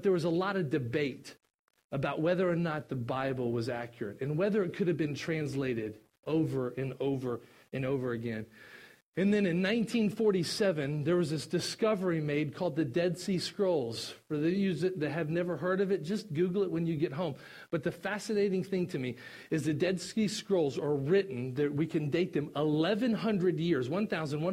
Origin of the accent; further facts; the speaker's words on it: Kentucky, United States; I'm from Kentucky.